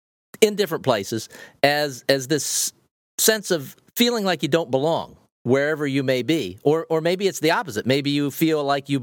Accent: Ohio, United States; moved away; I grew up in Ohio

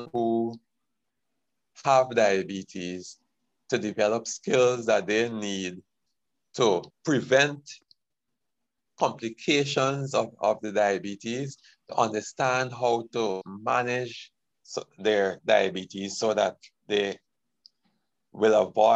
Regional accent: Georgetown, Demerara-Mahaica, Guyana; moved away as an adult; also born or lived in Jamaica / Trinidad; I was born in Georgetown, Guyana, and did my training in nursing in Guyana.

